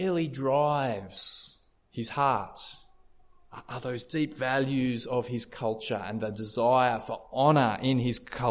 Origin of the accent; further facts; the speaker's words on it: Australia; I've been raised as an Aussie bloke